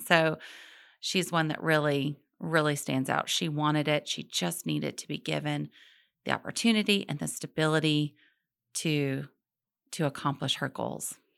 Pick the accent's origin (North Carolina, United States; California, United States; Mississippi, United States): North Carolina, United States; Charlotte; I grew up in Charlotte